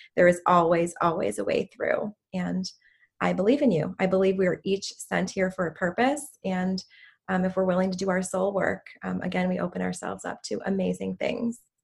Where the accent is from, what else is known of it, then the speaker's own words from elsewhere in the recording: Chicago, Illinois, United States; I'm from the Chicago area, Chicago, okay. Illinois